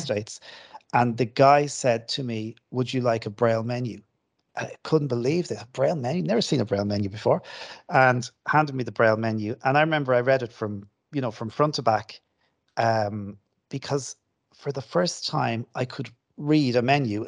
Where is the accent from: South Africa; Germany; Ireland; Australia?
Ireland; Kildare, Leinster; also born or lived in Dublin; My parents live in Kildare, and I, I grew up in Kildare.